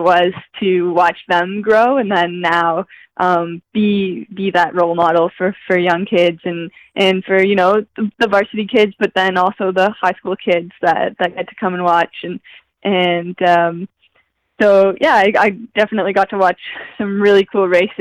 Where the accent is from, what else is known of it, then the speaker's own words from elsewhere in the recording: Moncton, New Brunswick, Canada; moved away as an adult; now in Guelph, Canada; Moncton, New Brunswick still is my hometown